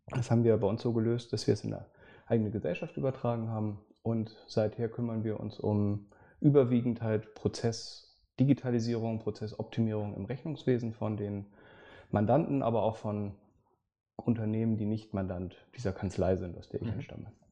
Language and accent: German; Hamburg, Germany; Ich äh, bin gebürtiger Hamburger, insofern uns trennen nur ein paar Kilometer hier in der Stadt